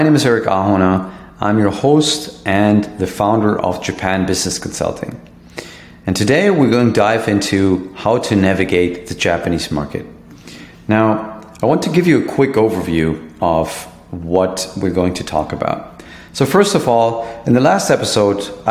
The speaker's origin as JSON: {"language": "English", "town": "Hanover", "region": "Lower Saxony", "country": "Germany", "tie": "born or raised there", "said": "my hometown, Hanover, in Germany"}